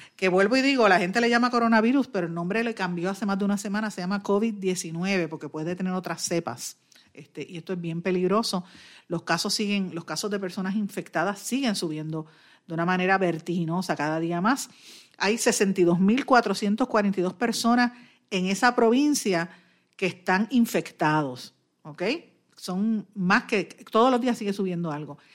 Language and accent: Spanish; Puerto Rico; somos los más puertorriqueños